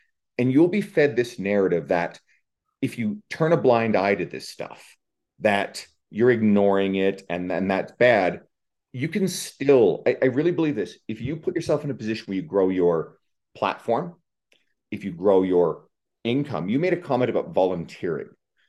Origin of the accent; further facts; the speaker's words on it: Canada; I'm Canadian.